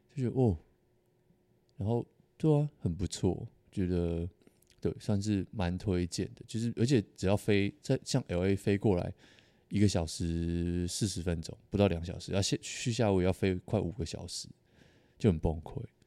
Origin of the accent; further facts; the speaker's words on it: Taiwan; 我是台湾人